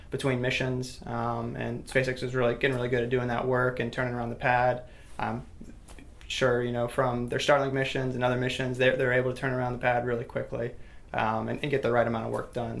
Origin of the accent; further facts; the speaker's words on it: Titusville, Florida, United States; I'm actually from Titusville, so I grew up in the space, you know, off, off the Space Coast